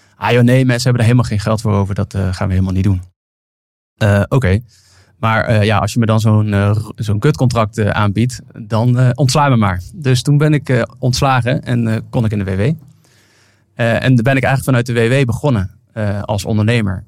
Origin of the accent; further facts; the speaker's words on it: Venlo, Limburg, Netherlands; accent: zachte G; ik kom uit Limburg, dus ik pas me als iemand anders Limburgs tegen mij praat of met een zachte G